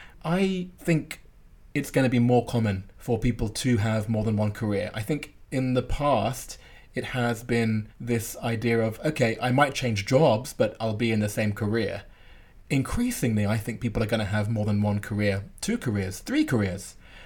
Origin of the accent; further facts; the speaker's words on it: London, United Kingdom; We grew up together in Northwest London.